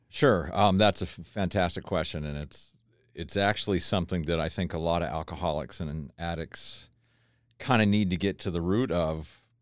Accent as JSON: {"language": "English", "region": "Tennessee", "country": "United States", "tie": "born or raised there", "also_born_or_lived": "Idaho", "moved": "yes", "said": "we grew up in the South as a little kid. I'm from Tennessee. I was born in Tennessee"}